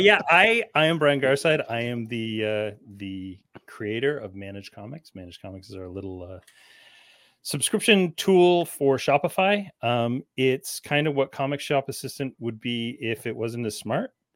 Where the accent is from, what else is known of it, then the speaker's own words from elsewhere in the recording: Canada; also born or lived in London, Ontario; as Canadian as they get.